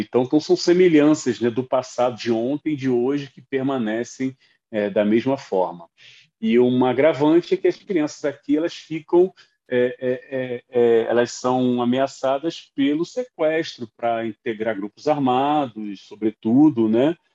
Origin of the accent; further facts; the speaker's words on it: São Gonçalo, Rio de Janeiro, Brazil; moved away; com minha infância em São Gonçalo